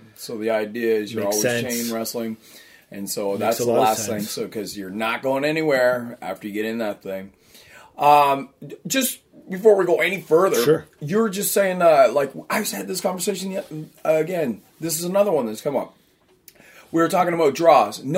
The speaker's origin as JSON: {"language": "English", "town": "Moncton", "region": "New Brunswick", "country": "Canada", "tie": "born or raised there", "said": "in Moncton, where I grew up in New Brunswick."}